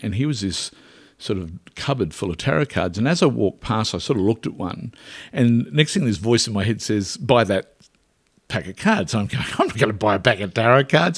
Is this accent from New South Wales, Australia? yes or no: no; Derby, rural Queensland, Australia; I was born in Derby, uh, which is rural Queensland